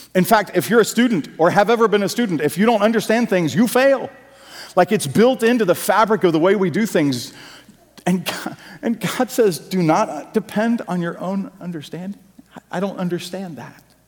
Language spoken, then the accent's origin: English; United States; the Puritan work ethic that we grew up in in America